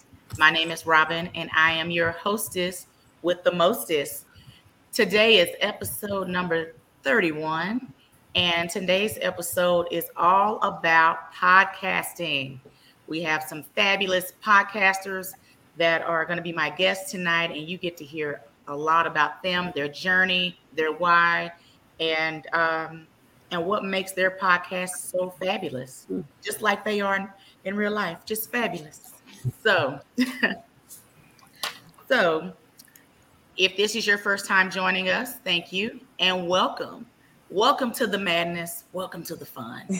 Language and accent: English; Dallas, Texas, United States; born and raised in Dallas, Texas